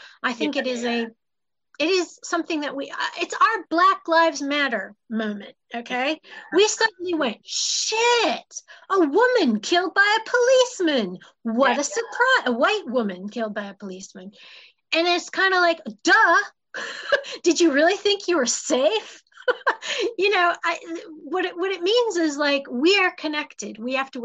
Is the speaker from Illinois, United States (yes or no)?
yes; Chicago, Illinois, United States; also born or lived in England; now in United Kingdom; I am from Chicago, but I came here in 91